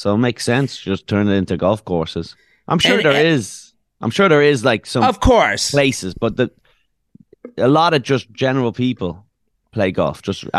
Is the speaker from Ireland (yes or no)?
yes; Dublin, Leinster, Ireland; moved away as an adult; now in United States; I'm from Dublin, yeah.